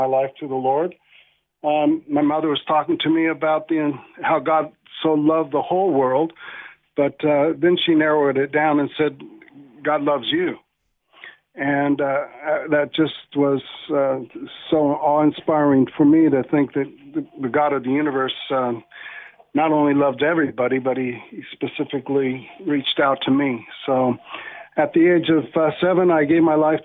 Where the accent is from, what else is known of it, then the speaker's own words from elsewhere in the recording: Los Angeles, California, United States; I was born in Canoga Park, California